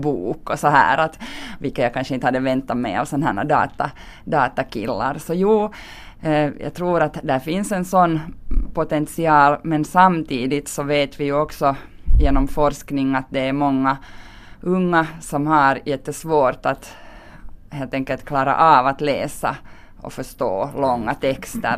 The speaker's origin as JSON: {"language": "Swedish", "town": "Helsinki", "region": "Uusimaa", "country": "Finland", "tie": "born or raised there", "moved": "as an adult", "lives_now": "Kirkkonummi, Finland", "said": "Jag är ju född och uppvuxen i Helsingfors"}